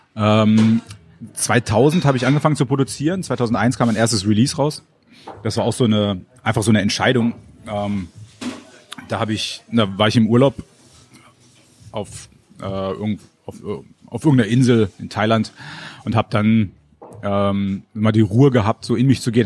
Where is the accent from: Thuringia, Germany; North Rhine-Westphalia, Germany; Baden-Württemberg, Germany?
North Rhine-Westphalia, Germany; Moers; moved away as an adult; also born or lived in Kamp-Lintfort / Munich / Duisburg; now in Berlin, Germany; Da habe ich die ersten fünf Jahre meines Lebens verbracht